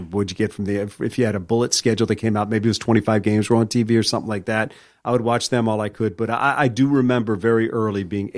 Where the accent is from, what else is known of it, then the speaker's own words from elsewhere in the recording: Virginia, United States; also born or lived in Washington, D.C. / Maryland; I grew up in mostly in Virginia outside of D.C., born in D.C., lived in Maryland, then grew up in Virginia.